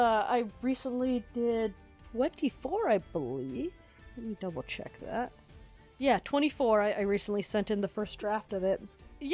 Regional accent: Canada; I'm Canadian, I know.

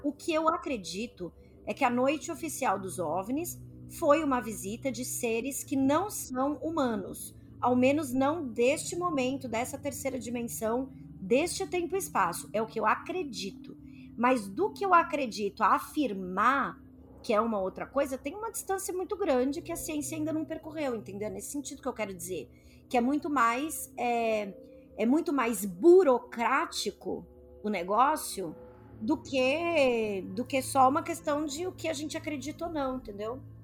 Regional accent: Brazil; a gente é brasileiro

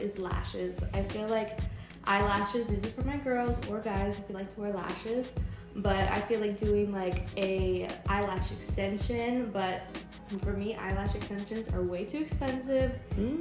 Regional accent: San Antonio, Texas, United States; I'm from San Antonio, I'm 23

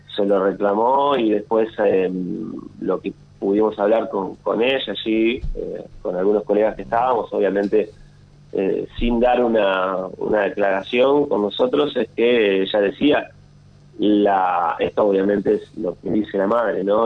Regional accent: Paraná, Entre Ríos, Argentina; moved away as an adult; now in Santa Fe, Argentina; soy de Paraná, nacido en Paraná y ya hace cuatro años aproximadamente que vivo en Santa Fe

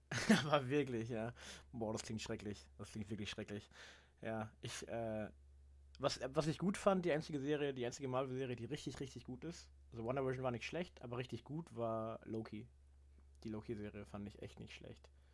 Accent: Germany; als Deutscher

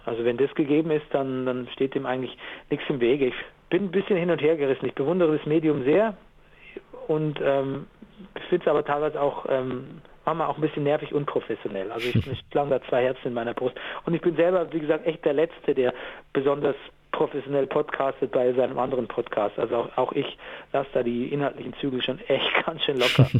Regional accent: Gäuboden area, Lower Bavaria, Germany; ich komme ja aus Niederbayern, so Gäubodenbereich

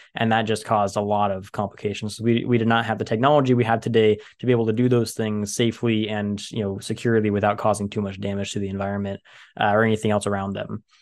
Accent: Central Valley of California, United States; I live in the Central Valley of California. I'm at the bottom of the biggest bowl in California, and my hometown used to be the bottom of a giant lake

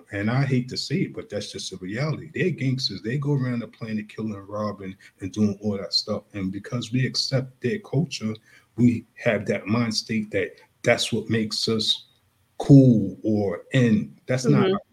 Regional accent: Long Island, New York, United States; I grew up in Long Island, New York

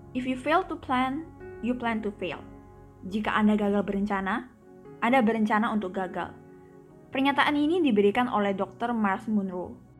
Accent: Palembang, South Sumatra, Indonesia; saya lahir di Palembang tujuh belas tahun yang lalu, dan sampai detik ini saya sudah berkuliah semester yang ketiga, dan saya masih setia dengan kotak kelahiran saya ini

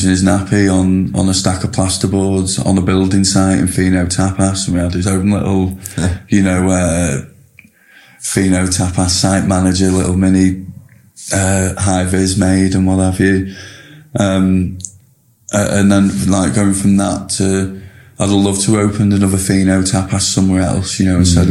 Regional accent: Preston, North West England, United Kingdom; you know, we're all lads from Preston, every single one of us

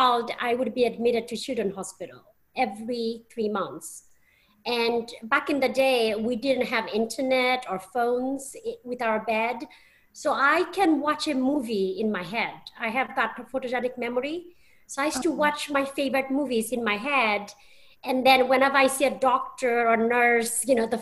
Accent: Bristol, South West England, United Kingdom; moved away as an adult; also born or lived in London, United Kingdom; now in United States; Channel 3 had a station based in my hometown, which is Bristol

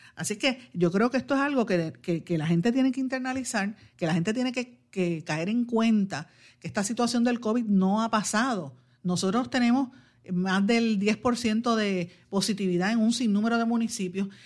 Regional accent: Guaynabo, Puerto Rico; mi pueblo de Guaynabo

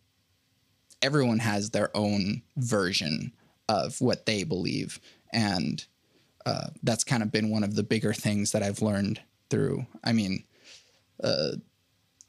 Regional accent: Oklahoma City, Oklahoma, United States; also born or lived in Venezuela; I live and have lived in Oklahoma City since 2001

